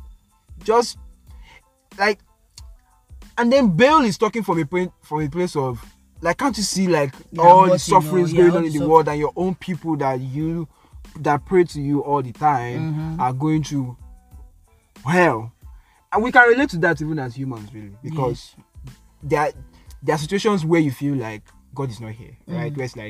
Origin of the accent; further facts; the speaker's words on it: Nigeria; I'm Nigerian